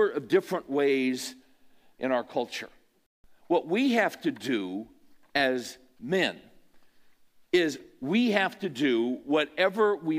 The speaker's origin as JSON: {"language": "English", "region": "California", "country": "United States", "tie": "born or raised there", "said": "I grew up in California"}